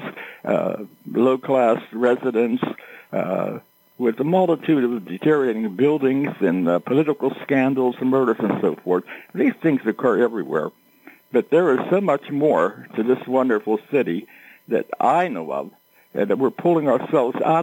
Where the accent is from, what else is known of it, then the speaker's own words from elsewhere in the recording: McKeesport, Pennsylvania, United States; I was born and raised in McKeesport